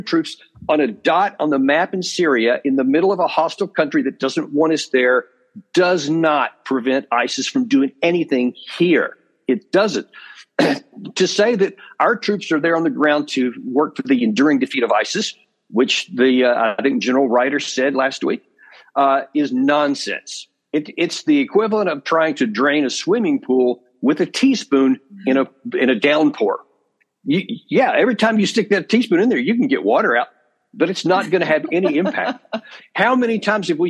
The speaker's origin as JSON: {"language": "English", "country": "United States", "said": "as an American"}